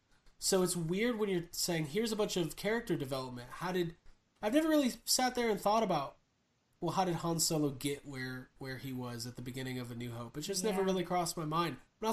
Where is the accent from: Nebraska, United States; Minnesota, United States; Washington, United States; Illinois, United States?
Illinois, United States; Chicago; It will be next April in Chicago, my hometown.